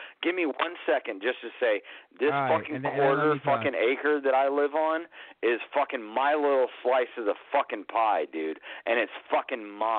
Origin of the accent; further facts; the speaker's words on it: South Carolina, United States; where I grew up in South Carolina too. Like when I spent my teenage years there